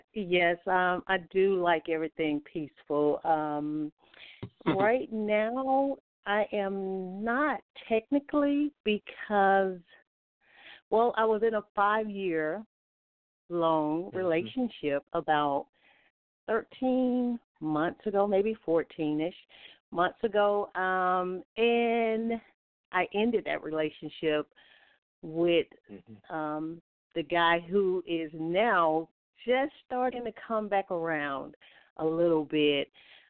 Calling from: Alabama, United States; I'm calling from Alabama.

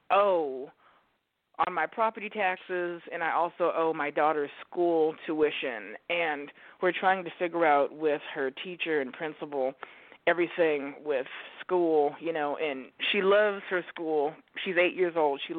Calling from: Oregon, United States; I am calling you from Oregon.

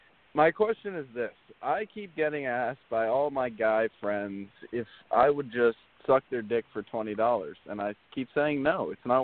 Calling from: Miami Beach, Florida, United States; I'm calling from Miami Beach, Miami, Florida.

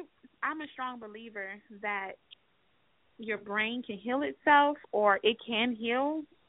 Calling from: Atlanta, Georgia, United States

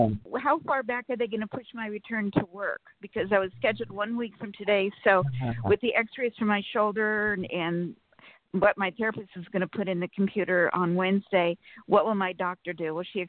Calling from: Sacramento, California, United States; from Sacramento.

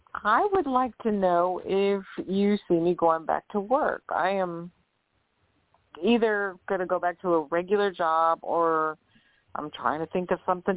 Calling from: New Orleans, Louisiana, United States; I'm calling from New Orleans.

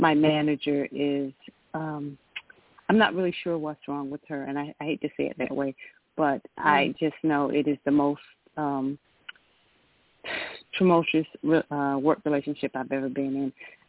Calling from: Georgia, United States

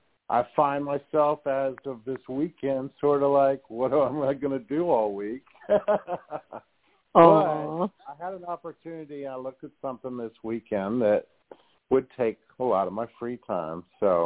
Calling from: Texas, United States; I'm calling from Texas.

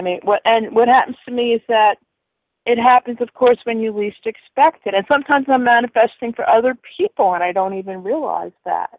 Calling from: Connecticut, United States; I'm calling you from Connecticut.

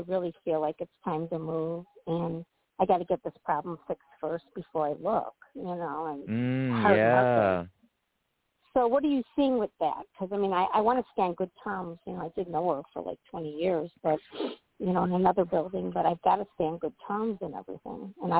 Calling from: Illinois, United States

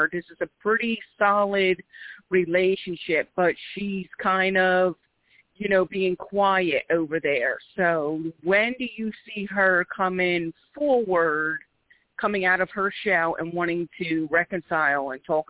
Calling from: Philadelphia, Pennsylvania, United States; I'm calling from Philadelphia, PA.

